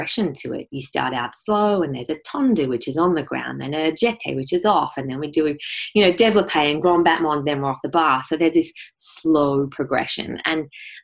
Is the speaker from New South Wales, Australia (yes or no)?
no; Ararat, Victoria, Australia; I grew up in Ararat, and it's a small country town